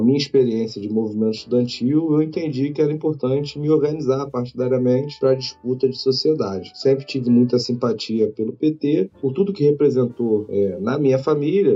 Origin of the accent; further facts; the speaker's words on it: Rio de Janeiro, Brazil; sou oriunda da Maré.